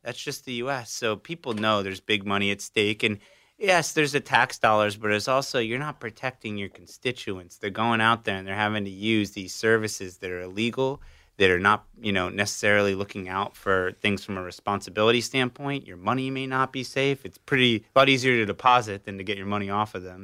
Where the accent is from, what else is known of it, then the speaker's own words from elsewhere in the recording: South Florida, United States; I grew up in South Florida